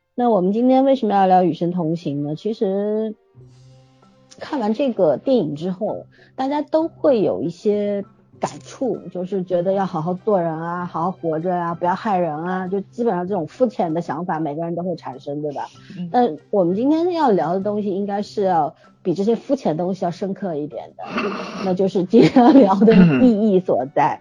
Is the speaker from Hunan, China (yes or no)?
no; Shanghai, China; 大家会像我们上海这边 ，呃，三期啊，五期啊都是比较重要的